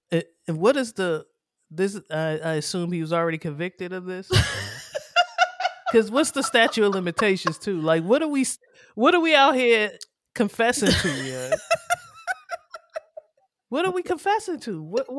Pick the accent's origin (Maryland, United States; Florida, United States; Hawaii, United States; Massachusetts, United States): Maryland, United States; That's how I grew up. We grew up in Prince George's County.